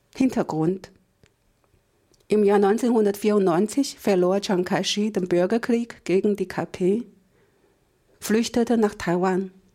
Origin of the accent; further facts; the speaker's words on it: China; Als Chinesin